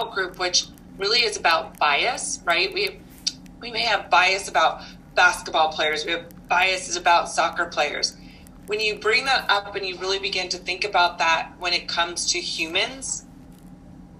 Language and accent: English; Nebraska, United States; moved away as an adult; I'm originally from Nebraska, so I moved around quite a bit after college